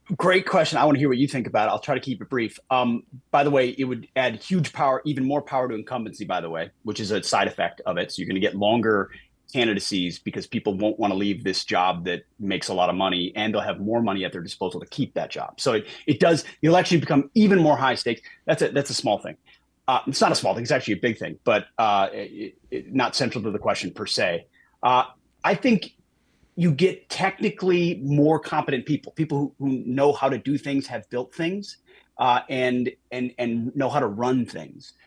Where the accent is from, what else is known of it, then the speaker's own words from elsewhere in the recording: Minnesota, United States; moved away; I grew up in Minnesota